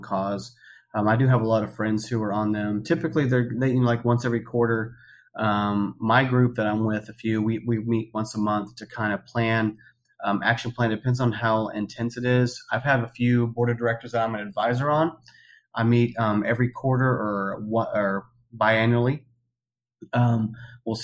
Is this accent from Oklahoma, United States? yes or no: yes; Oklahoma, United States; I'm born and raised in Oklahoma